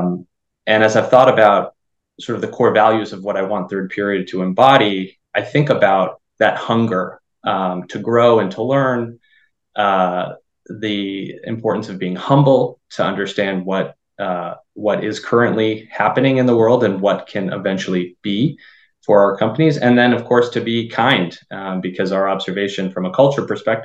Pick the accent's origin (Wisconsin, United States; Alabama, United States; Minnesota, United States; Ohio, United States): Minnesota, United States; now in Los Angeles, United States; I'm originally from Minnesota, grew up on one of 10,000 lakes and hockey player since I could walk.